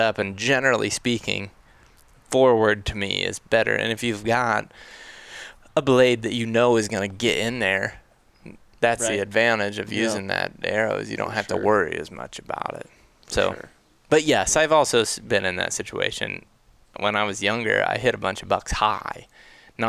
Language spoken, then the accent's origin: English; Ohio, United States; now in Colorado, United States; growing up in Ohio